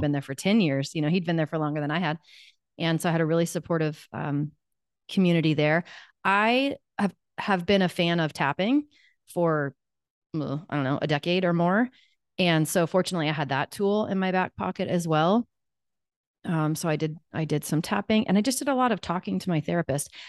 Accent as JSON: {"language": "English", "town": "Wichita", "region": "Kansas", "country": "United States", "said": "I'm from Wichita, Kansas. I'm still here. I never left"}